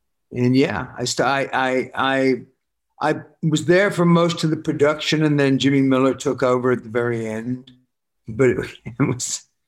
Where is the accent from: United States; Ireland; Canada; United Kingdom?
United Kingdom; Worcester, West Midlands